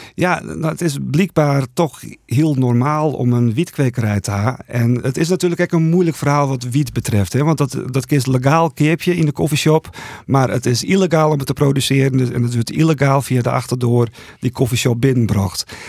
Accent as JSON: {"language": "Dutch", "town": "Buitenpost", "region": "Friesland", "country": "Netherlands", "tie": "born or raised there", "said": "in Boetenpost eh, opgegroeid"}